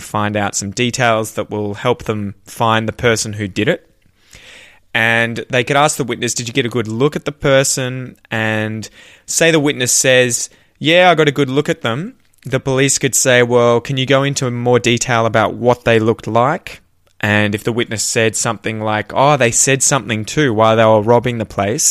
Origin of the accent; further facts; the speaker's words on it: Australia; accent: Australian; my Australian accent